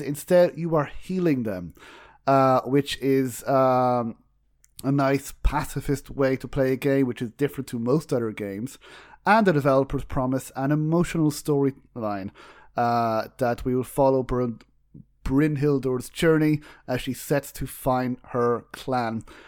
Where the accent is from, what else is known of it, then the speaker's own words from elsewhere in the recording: Ireland; We're both Irish